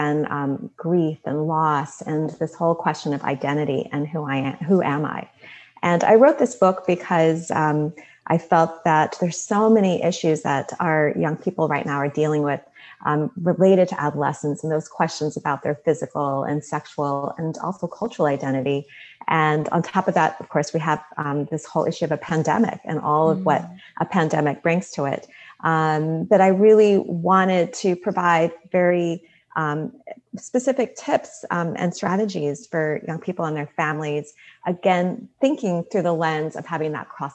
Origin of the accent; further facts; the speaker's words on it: United States; I'm Indian American